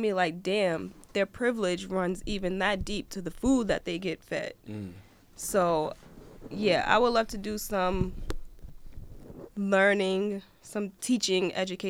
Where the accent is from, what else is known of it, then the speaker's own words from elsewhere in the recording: New Jersey, United States; now in Portland, United States; Black transplants are hard to come by in Portland. I'm from New Jersey, and this place is mad different.